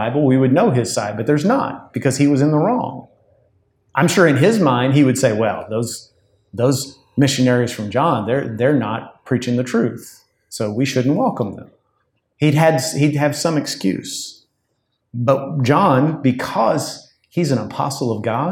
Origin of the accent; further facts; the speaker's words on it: United States; being an American